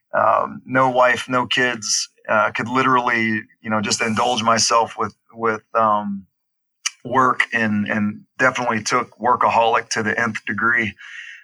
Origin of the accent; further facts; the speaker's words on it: Baton Rouge, Louisiana, United States; accent: Southern; moved away as an adult; also born or lived in Hattiesburg, Mississippi; I grew up in Baton Rouge, Louisiana, moved on to Hattiesburg, Mississippi to do my undergraduate program at Southern Miss